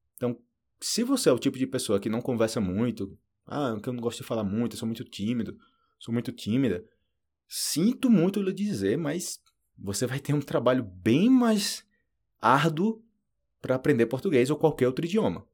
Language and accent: Portuguese; Brazil; moved away as an adult; also born or lived in Argentina; now in Colombia; eu falo do Brasil.